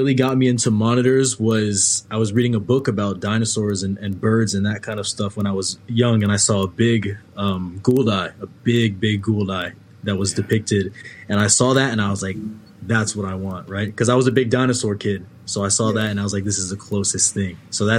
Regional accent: Maryland, United States; I'm from Maryland.

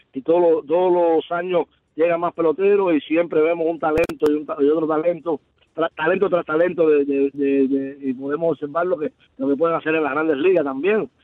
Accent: Cuba; now in Miami, United States; desde que yo llegué de Cuba

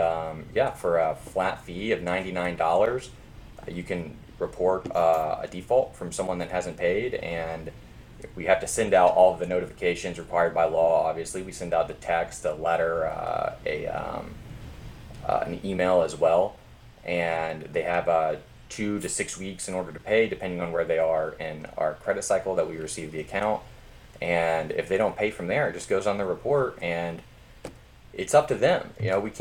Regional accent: Memphis, Tennessee, United States; moved away as an adult; also born or lived in Louisiana; I grew up in Memphis

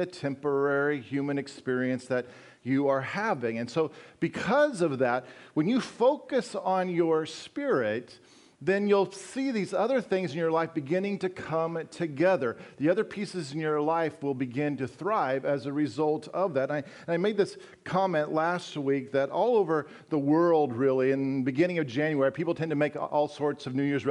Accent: Colorado, United States; moved away as an adult; also born or lived in Wisconsin; I grew up in Colorado, those of you who don't know me, and spent the last 14 years in Wisconsin

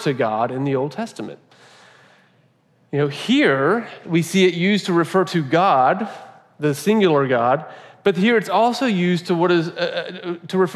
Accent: United States; we've been conditioned as Americans

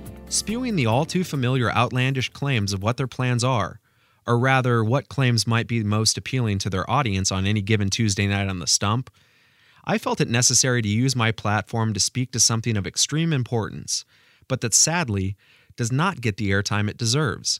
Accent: Pacific Northwest, United States; now in Indiana, United States; since my childhood growing up in the Pacific Northwest

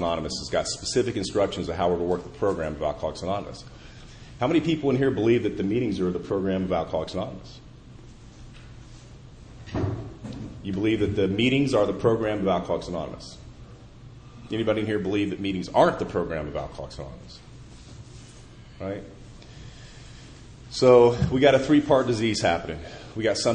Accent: Indianapolis, Indiana, United States; my hometown of Indianapolis

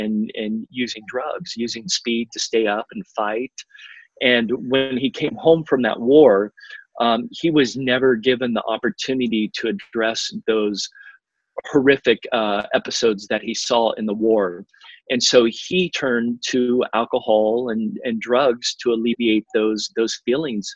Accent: California, United States; moved away as an adult; also born or lived in Miami, Florida; back in California, in my home state

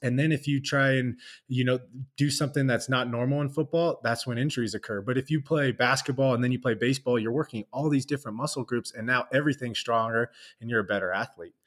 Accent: Southern California, United States; I'm from SoCal

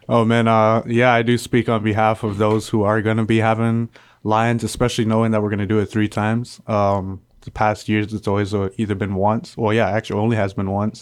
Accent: Palau; moved away as an adult; I come from the island of Palau.

